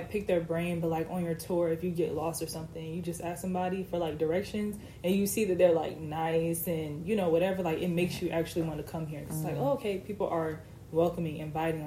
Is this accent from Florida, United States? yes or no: yes; Orlando, Florida, United States; moved away as an adult; now in Tallahassee, United States; I'm from Orlando